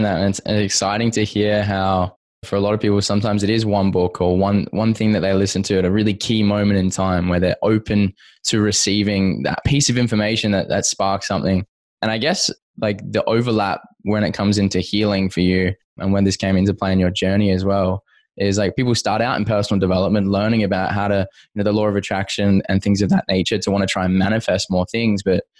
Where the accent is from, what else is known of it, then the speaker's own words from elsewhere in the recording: Perth, Western Australia, Australia; also born or lived in Toronto, California, United States; I grew up here in Perth, but I actually lived in Toronto for a couple of years.